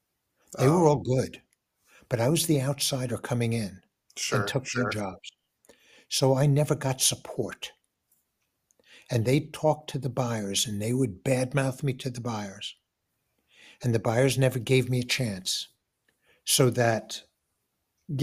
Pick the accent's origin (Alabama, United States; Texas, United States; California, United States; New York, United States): New York, United States; New York City; moved away; So I was living back in the old apartment that I grew up in Forest Hills.